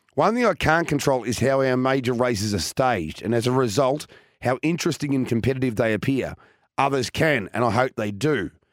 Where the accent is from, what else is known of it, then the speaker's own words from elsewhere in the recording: Victoria, Australia; my home state